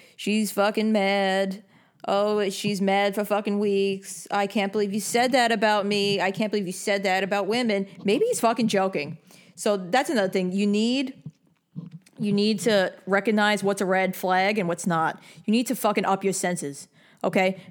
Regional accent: New York, United States; I'm from New York

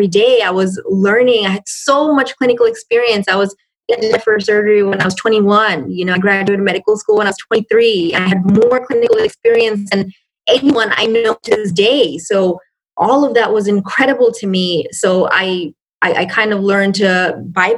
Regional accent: New York City, New York, United States; moved away as an adult; also born or lived in Bangladesh; I came to the States. I lived in New York. I'm from New York. So I lived, I came here when I was six, when I was 6 years old.

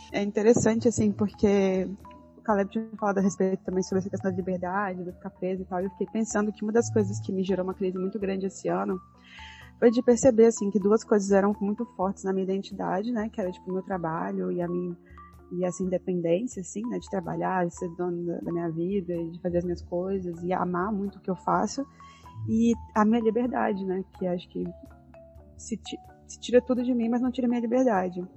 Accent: Brazil; como boa brasileira

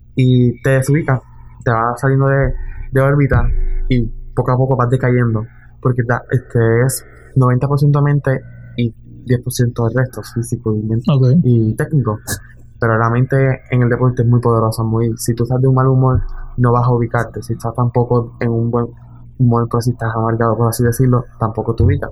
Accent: Puerto Rico; also born or lived in Florida; yo soy de Puerto Rico

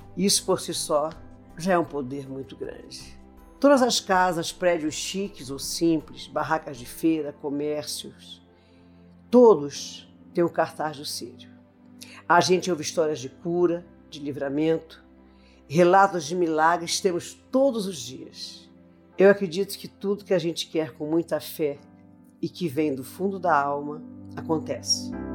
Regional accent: Belém, Pará, Brazil; eu nasci em Belém do Pará, a cidade com a maior procissão mariana do mundo

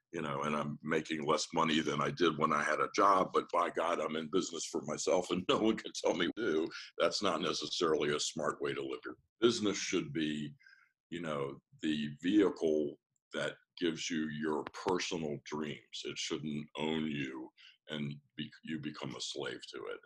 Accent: Washington, District of Columbia, United States; I'm from Washington D.C., born and raised, an actual native.

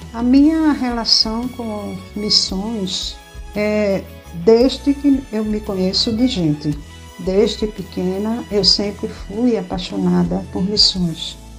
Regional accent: Pernambuco, Brazil; é a minha terra, é o meu Pernambuco, é o estado que eu amo

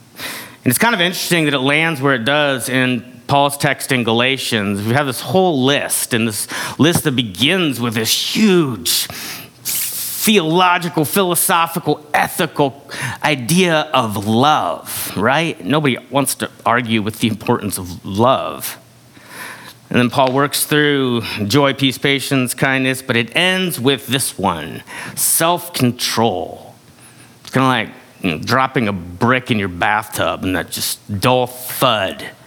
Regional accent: United States; we're taught from a young age in this culture

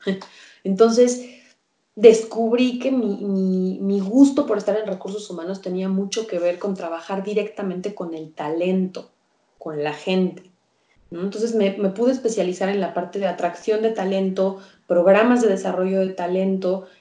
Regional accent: Mexico; nace Candidat, que que es ahora mi empresa, y, es así como me convierto yo en career coach en, México

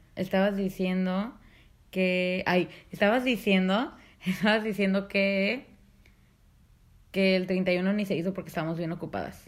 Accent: Mexico; soy mexicana

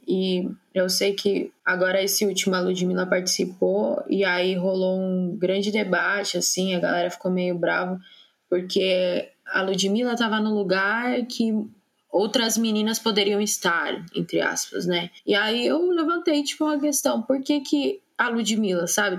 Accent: São Paulo, Brazil; sou de São Paulo

